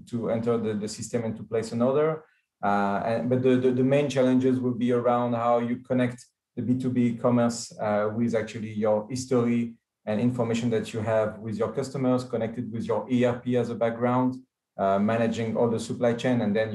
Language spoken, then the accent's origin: English; France; now in Israel; I do live in Israel, but I'm coming from France